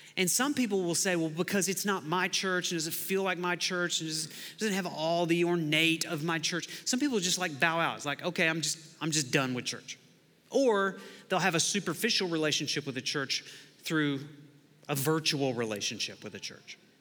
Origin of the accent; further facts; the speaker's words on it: Lawton, Oklahoma, United States; I grew up in Lawton, Oklahoma